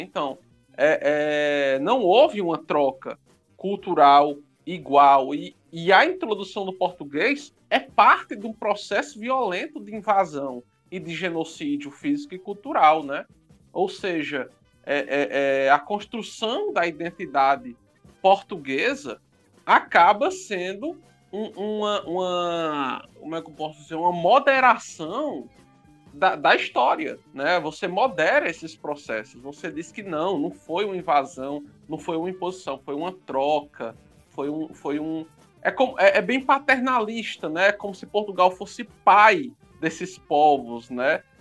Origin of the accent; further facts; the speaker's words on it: Brazil; nós somos brasileiros